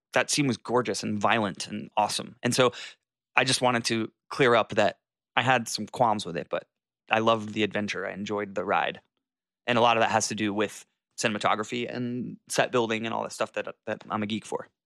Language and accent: English; Jacksonville, Florida, United States; moved away; I was in Jacksonville, Florida, where I was born and raised at my parents for the holidays.